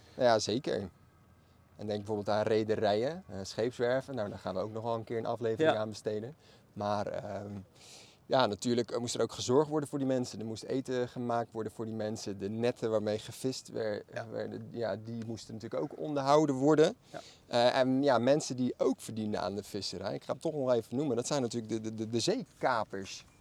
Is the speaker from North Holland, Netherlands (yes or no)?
no; Maassluis, South Holland, Netherlands; Allebei zijn wij geboren en getogen in Masluis